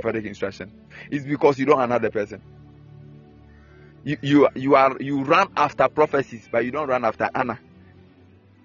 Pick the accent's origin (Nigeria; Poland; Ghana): Ghana; Akyem, Eastern Region; When you come to my hometown, the Capim State